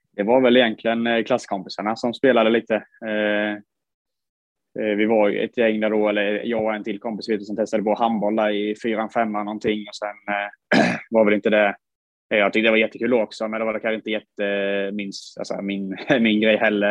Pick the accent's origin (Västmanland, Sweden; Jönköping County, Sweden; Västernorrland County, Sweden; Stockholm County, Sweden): Jönköping County, Sweden; Huskvarna; där vi växte upp uppe i Huskvarnaberget